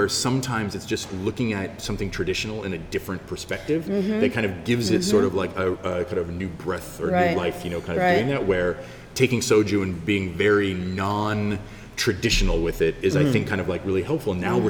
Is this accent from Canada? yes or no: yes; Ontario, Canada; now in Jeju, South Korea; being Canadian